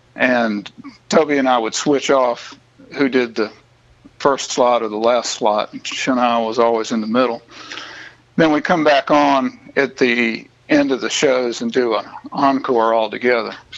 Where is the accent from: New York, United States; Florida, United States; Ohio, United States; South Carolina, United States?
South Carolina, United States; Bluffton and Charleston; that 100 mile stretch of coast there between Savannah and Charleston, I feel like the whole thing is where I came from and where I got all of my first perspectives on life.